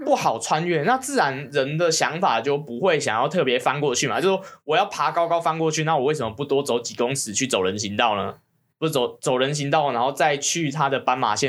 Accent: Taiwan; born there; 我到底犯了什么孽？我会出？我会出生在这个地方？

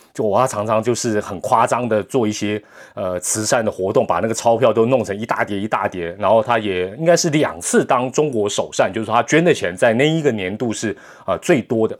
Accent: Taiwan; 我们台湾人

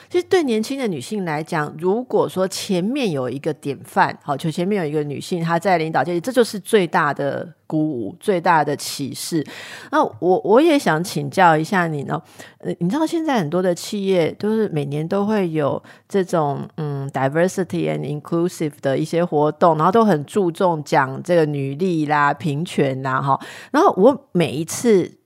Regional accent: Taipei, Taiwan; 身为台北人

